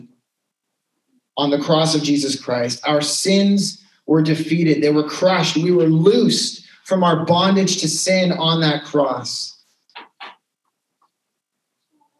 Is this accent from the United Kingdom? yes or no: no; Canada; we're too polite in Canadian culture